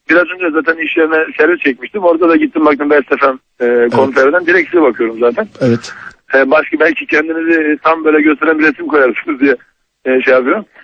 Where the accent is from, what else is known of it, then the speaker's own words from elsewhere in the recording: Giresun, Turkey; moved away as an adult; now in Bursa, Turkey; ben aslında e, Karadenizliyim, Giresunluyum. Evet. E, beş yıldır Bursa'da oturuyorum.